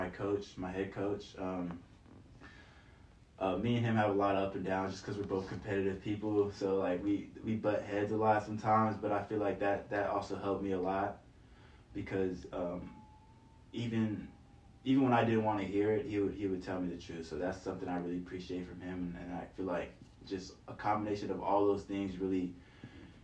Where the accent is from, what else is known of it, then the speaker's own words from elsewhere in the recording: Nigeria; now in San Francisco, United States; I'm from Nigeria